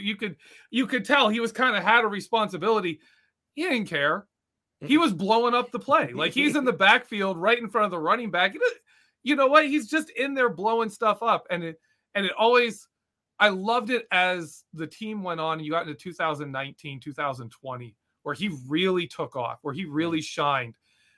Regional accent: Kentucky, United States; I'm from Kentucky, so I'm a country boy.

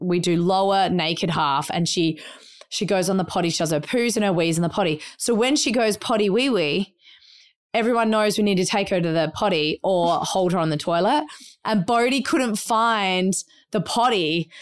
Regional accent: Adelaide, South Australia, Australia; moved away; we grew up in Australia

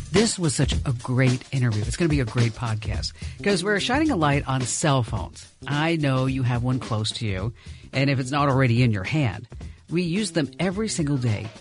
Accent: New Jersey, United States; moved away; I was from New Jersey

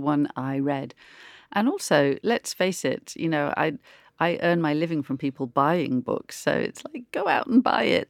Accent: Oakham, East Midlands, United Kingdom; also born or lived in Melton Mowbray; I grew up in Oakham

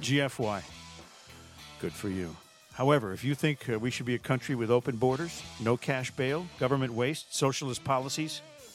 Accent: Manchester, Connecticut, United States; Manchester, Connecticut, my hometown.

